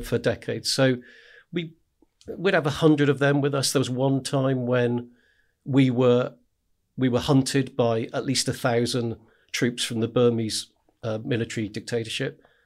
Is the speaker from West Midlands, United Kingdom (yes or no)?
no; West Dorset, South West England, United Kingdom; I grew up in the middle of nowhere in West Dorset